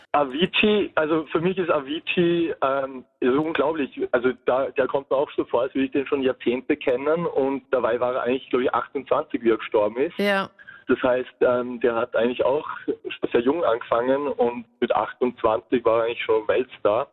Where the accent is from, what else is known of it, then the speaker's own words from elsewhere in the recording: Vienna, Austria; als Wiener